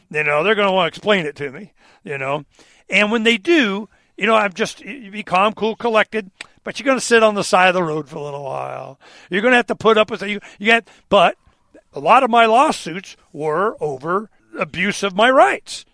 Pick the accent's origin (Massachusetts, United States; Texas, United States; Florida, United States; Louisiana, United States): Florida, United States; Dade City; I was born in a hospital in Dade City, Florida